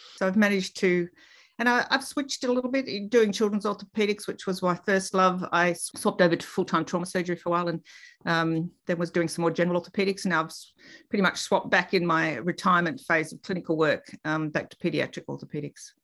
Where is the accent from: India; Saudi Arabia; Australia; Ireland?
Australia; Melbourne, Victoria; also born or lived in Queensland; I grew up in Reservoir in Melbourne